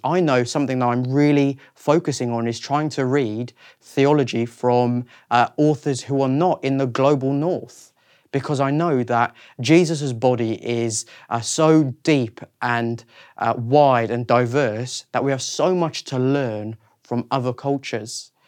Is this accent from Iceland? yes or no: no; South Africa; moved away as an adult; also born or lived in Reading, United Kingdom; now in London, United Kingdom; I was born in South Africa in nineteen ninety-three, and I then lived there for twenty years and then moved to the U K